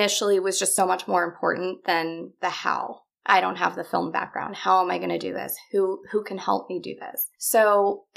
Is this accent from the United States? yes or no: yes; Los Angeles, California, United States; I grew up here in Los Angeles.